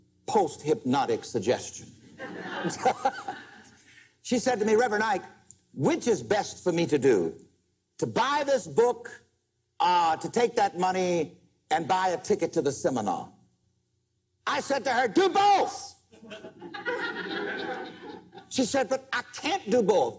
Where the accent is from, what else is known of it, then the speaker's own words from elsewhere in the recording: South Carolina, United States; growing up in South Carolina, in conditions just one step from slavery